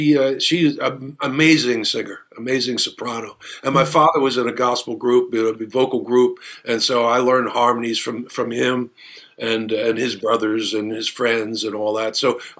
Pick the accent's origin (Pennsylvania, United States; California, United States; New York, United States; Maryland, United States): Pennsylvania, United States; Pottstown; I've always sort of had one foot in the country and one foot in the city. I didn't grow up in Philadelphia. I grew up in Pottstown, you know, out in Chester County.